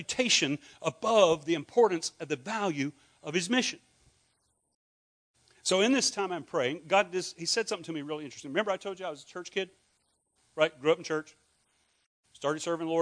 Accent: Louisiana, United States; I had a Scottish background, from Louisiana, and most of my family are rednecks.

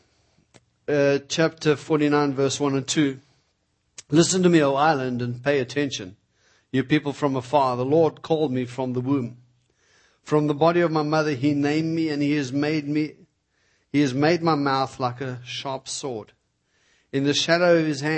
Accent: South Africa; moved away; I come from South Africa

